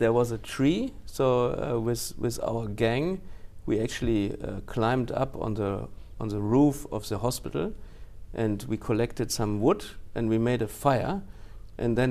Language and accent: English; Cologne, North Rhine-Westphalia, Germany; English is a second language; moved away as an adult; now in Japan; I was born in Cologne, the first 7 years in Cologne